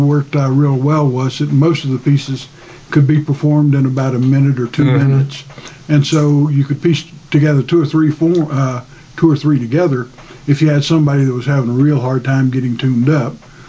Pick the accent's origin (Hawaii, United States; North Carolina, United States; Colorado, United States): North Carolina, United States; I am from North Carolina, and so if you don't play a musical instrument, you've got to write poetry or tell stories.